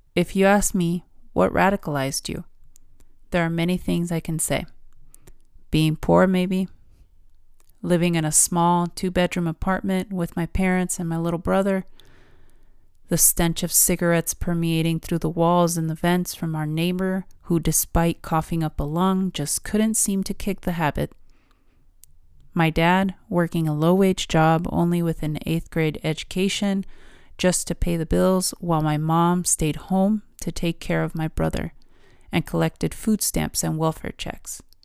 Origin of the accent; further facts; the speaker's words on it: United States; I'm Mexican and I was born in America. What am I? Mexican-American